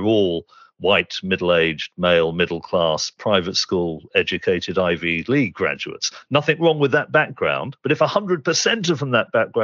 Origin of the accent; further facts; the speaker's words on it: Reading, South East England, United Kingdom; I had a very distinctive set of experiences growing up in suburban Reading with that background